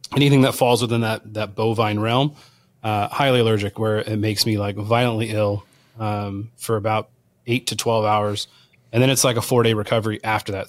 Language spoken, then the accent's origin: English; Southern California, United States; born and raised in Southern California